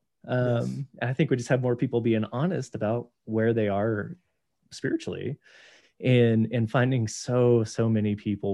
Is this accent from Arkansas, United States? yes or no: no; Texas, United States; also born or lived in New Mexico / Montana; now in Wyoming, United States; I grew up in Texas, served there, served in New Mexico